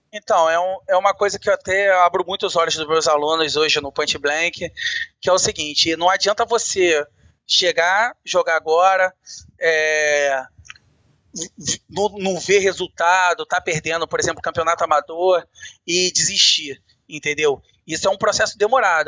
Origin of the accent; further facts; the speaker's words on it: Rio de Janeiro, Brazil; eu sou do Rio de Janeiro